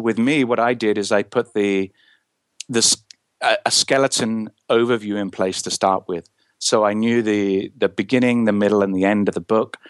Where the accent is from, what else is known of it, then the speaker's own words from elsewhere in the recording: England, United Kingdom; I'm from England in the United Kingdom